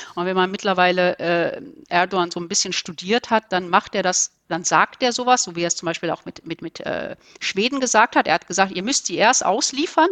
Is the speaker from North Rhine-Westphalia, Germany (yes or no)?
yes; Ruhr area, North Rhine-Westphalia, Germany; also born or lived in Turkey; ich komme aus dem Ruhrgebiet